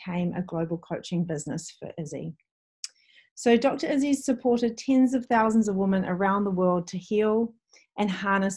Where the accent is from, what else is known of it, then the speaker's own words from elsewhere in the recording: Waiheke Island, Auckland, New Zealand; my hometown or home island